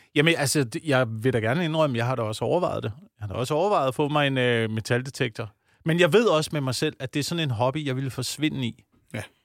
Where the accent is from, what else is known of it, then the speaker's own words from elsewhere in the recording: Slagelse, Zealand, Denmark; der, hvor jeg voksede op, øh, på Vestsjælland